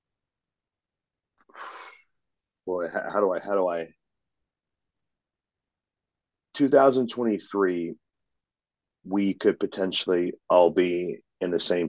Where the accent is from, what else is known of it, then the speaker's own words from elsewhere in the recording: the Northwest, Pacific Northwest, United States; I'm from the Northwest.